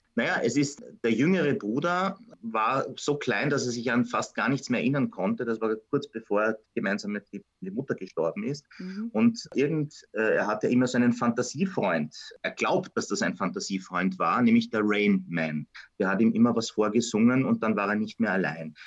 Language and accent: German; Vienna, Austria; mich als Wiener